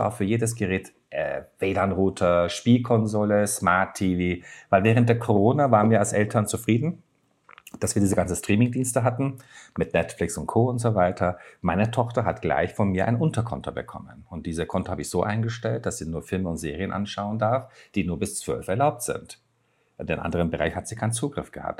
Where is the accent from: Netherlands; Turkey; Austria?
Turkey; German is a second language; moved away as an adult; now in Germany; Bei uns in der Türkei